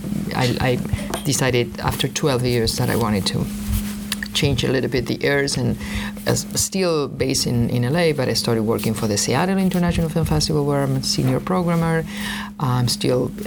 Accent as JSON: {"language": "English", "country": "Argentina", "also_born_or_lived": "Los Angeles", "moved": "as an adult", "said": "I'm from Argentina."}